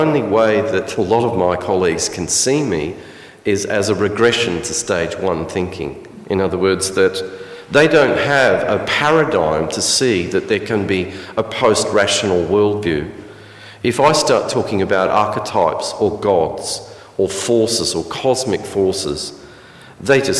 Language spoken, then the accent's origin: English; Alice Springs, Northern Territory, Australia; me as a boy growing up in Alice Springs